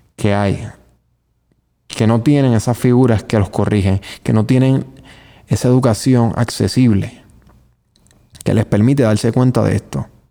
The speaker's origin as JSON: {"language": "Spanish", "country": "Puerto Rico", "said": "vivir aquí y llamarme puertorriqueño"}